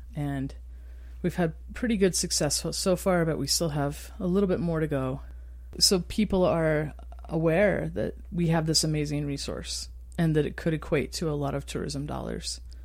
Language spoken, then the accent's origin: English; Star Valley, Wyoming, United States; also born or lived in Utah; now in Moab, United States; growing up in Wyoming and under dark skies. I grew up in a place called Star Valley.